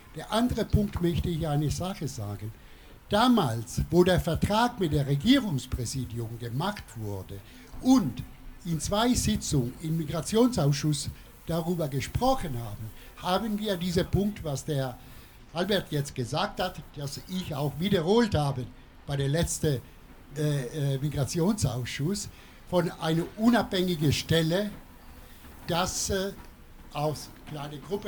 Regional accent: Italy; German is a second language; now in Freiburg, Germany; ich selber als Italiener

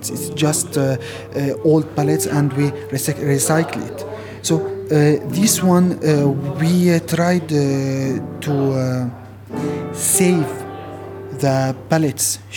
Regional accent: Syria; now in Luxembourg; I'm from Syria and uh, I am here since uh, four months.

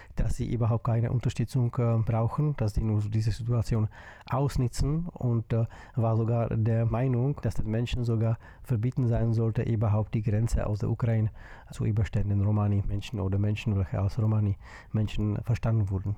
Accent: Czechia; Ich komme aus der Tschechischen Republik

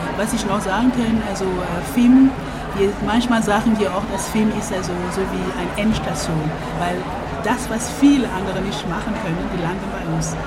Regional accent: Cameroon; German is a second language; now in Germany; ich komme ursprünglich aus Kamerun

